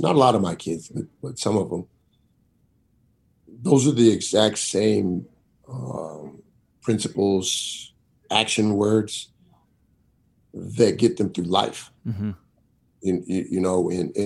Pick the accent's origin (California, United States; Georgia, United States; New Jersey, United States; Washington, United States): Washington, United States; Seattle; now in Missoula, United States; Growing up in Rainier Valley, you know, I played sports at Rainier Beach Community Center, far south Seattle as you can get